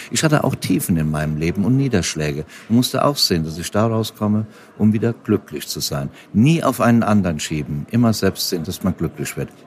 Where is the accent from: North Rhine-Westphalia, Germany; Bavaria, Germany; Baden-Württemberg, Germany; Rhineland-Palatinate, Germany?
Rhineland-Palatinate, Germany; in meiner Heimat bin, ich bin ja Westerwälder, bin ja auf dem Land groß geworden, da, da, da, lebe, da lebe ich ja auch gerne.